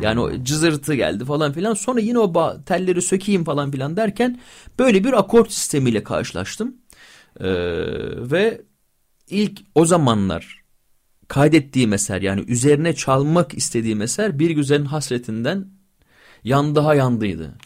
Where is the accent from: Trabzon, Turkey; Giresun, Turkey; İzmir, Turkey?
İzmir, Turkey; also born or lived in Bingöl (ancestry); Bir İzmir'de büyüyen Alevi çocuğuyum.